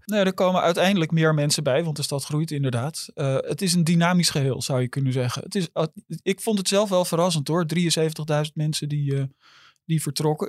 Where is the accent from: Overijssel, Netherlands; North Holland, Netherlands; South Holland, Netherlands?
North Holland, Netherlands; Amsterdam; al mijn hele leven in Amsterdam